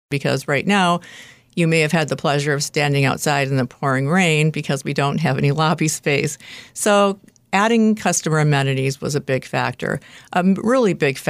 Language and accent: English; Detroit, Michigan, United States; moved away as an adult; I moved here about 36 years ago to take a job. I moved from the Detroit area. I didn't know anyone here except the people I was about to work with. I was from the Midwest.